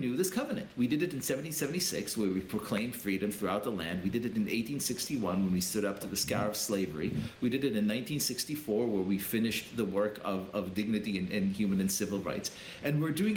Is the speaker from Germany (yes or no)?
no; Israel; now in United States; I was born in Israel. I came to this great country. I'm an immigrant here